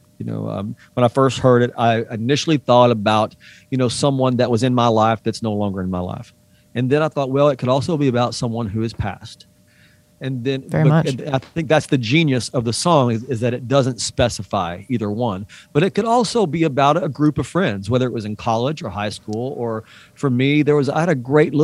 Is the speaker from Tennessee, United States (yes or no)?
yes; East Tennessee, United States; we grew up in the same area of East Tennessee